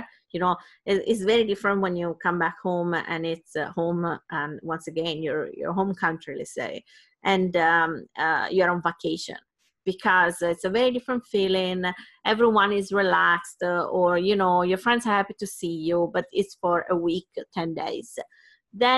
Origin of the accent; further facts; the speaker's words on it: Sardinia, Italy; I come from Sardinia, it's a small island, and in Italy